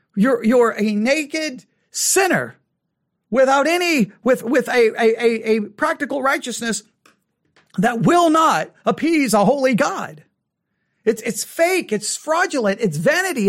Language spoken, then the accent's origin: English; West Texas, United States; I grew up in West Texas in the '80s